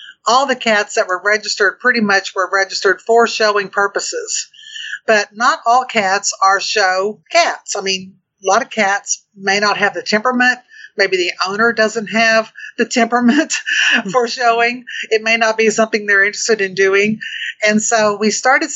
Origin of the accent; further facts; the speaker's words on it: Oklahoma, United States; I'm from Oklahoma